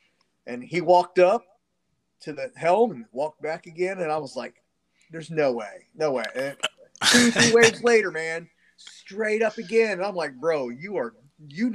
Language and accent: English; Cocoa, Florida, United States; I grew up in Cocoa, so I used to fish all the Indian River, all Banana River